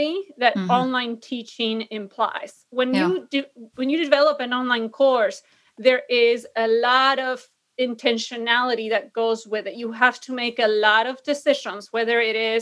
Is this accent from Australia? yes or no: no; Argentina; English is a second language; moved away as an adult; also born or lived in San Diego, United States; now in Illinois, United States; I fell in love with American English because in Argentina, the default or the standard, if you want to call it that, is British English. And so I went to a school specifically that taught American English.